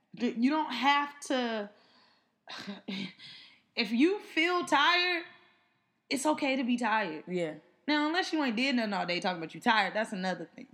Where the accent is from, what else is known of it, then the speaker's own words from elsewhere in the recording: Inglewood, California, United States; now in New York City, United States; we are from Inglewood, California